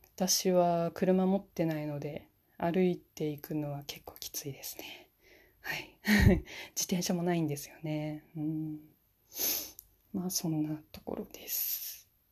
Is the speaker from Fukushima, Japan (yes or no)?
yes; Fukushima, Japan; now in Niigata, Japan; 私は、今新潟の方に住んでるんですけれども出身は福島県です